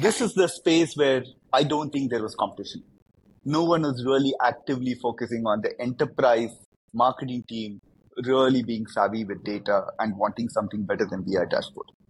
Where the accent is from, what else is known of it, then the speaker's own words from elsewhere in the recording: India; I, I come from India, uh, and I, I grew up there. Grew up in India